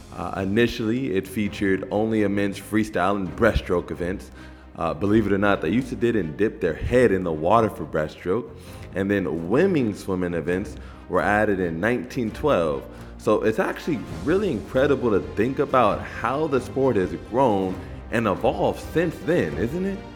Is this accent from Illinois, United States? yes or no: no; Los Angeles, California, United States; the LA Games, that, that's my hometown